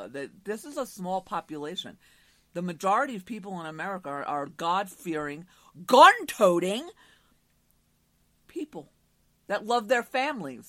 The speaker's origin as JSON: {"language": "English", "area": "Long Island", "region": "New York", "country": "United States", "tie": "born or raised there", "also_born_or_lived": "Manhattan, New York", "said": "I lived on Long Island my entire life"}